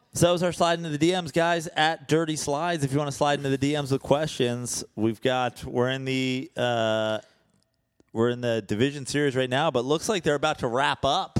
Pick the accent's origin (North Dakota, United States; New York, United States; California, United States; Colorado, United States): New York, United States; Katonah; I'm born in New York, and I lived in York. Yeah, I'm from Katona